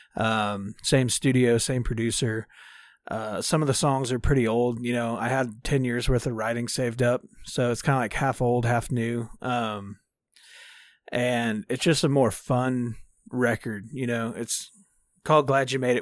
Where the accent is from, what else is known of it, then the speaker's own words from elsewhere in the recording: Dallas, Texas, United States; I'm from Dallas, Texas. Uh, born and raised.